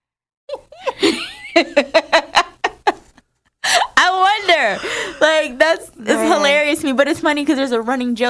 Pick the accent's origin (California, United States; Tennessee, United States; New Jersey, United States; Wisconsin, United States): New Jersey, United States; moved away; I grew up in Jersey